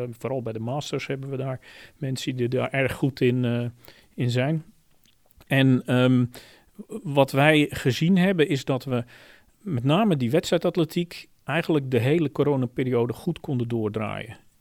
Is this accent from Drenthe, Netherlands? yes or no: no; Zeelandic Flanders, Netherlands; moved away as an adult; now in Hilversum, Netherlands; in Zeeuws-Vlaanderen, waar ik vandaan kom